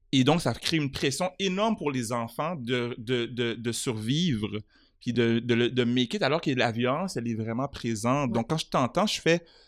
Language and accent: French; Montreal, Quebec, Canada; j'ai grandi à Montréal